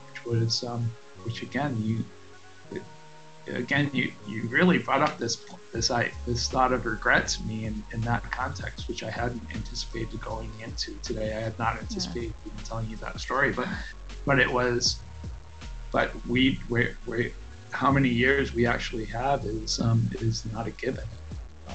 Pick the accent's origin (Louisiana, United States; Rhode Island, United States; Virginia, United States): Rhode Island, United States; moved away as an adult; also born or lived in Hanover, New Hampshire; now in La Jolla, United States; I'm originally from Rhode Island, Kentucky, Rhode Island on the East Coast, and I've went to Tolman High School